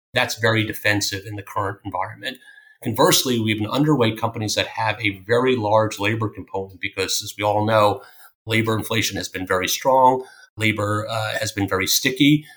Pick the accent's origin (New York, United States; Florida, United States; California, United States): New York, United States; Greenlawn; also born or lived in Philadelphia; I grew up in a town called Green Lawn, which is a small town on the north shore of Long Island